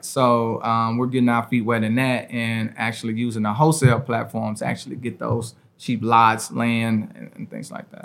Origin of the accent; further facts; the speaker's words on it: Memphis, Tennessee, United States; I grew up here in Memphis